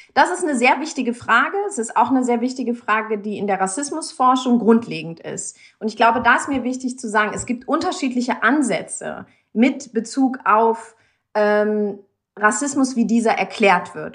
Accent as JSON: {"language": "German", "country": "Germany", "tie": "born or raised there", "said": "in Deutschland, wo ich aufgewachsen bin"}